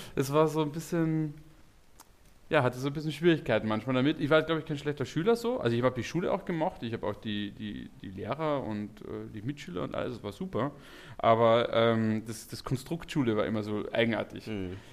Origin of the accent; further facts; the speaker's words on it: Carinthia, Austria; moved away as an adult; now in Berlin, Germany; ich komme eigentlich aus dem Süden von Österreich, das ist direkt äh, neben Slowenien und Italien.